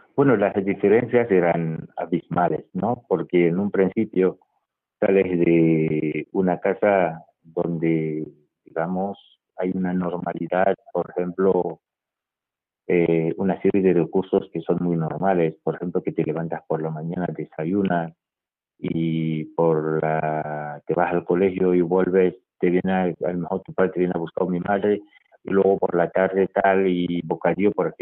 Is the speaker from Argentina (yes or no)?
no; Spain; yo nací en España